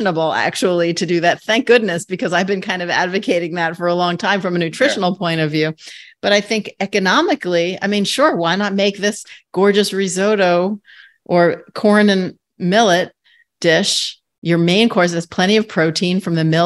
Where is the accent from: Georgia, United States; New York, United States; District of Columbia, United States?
New York, United States; New York City; my times as a kid growing up in New York City